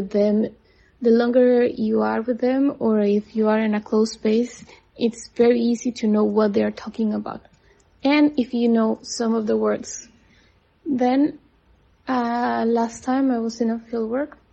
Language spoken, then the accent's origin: English; Costa Rica; moved away as an adult; now in China; I'm from Costa Rica. I live in China for the last 3 years